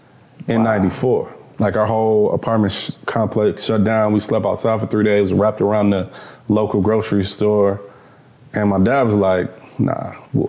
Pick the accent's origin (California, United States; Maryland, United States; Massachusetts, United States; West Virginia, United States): California, United States; Los Angeles; I was born in Los Angeles, California. L.A.? So, yeah, right outside of L.A., actually, in Northridge. Northridge, okay. And I was raised there.